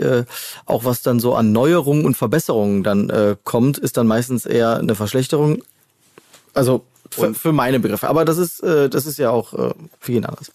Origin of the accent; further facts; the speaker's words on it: Hennef, North Rhine-Westphalia, Germany; moved away as an adult; also born or lived in Troisdorf; now in Cologne, Germany; ich bin Hennefer. Noch genauer, ich bin eigentlich in Trostdorf geboren.